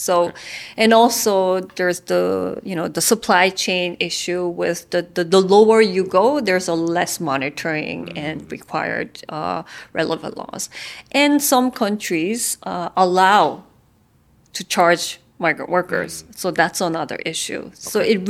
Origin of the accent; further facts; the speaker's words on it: South Korea; now in Vietnam; I'm actually a migrant worker because I'm from Korea. I work in Vietnam.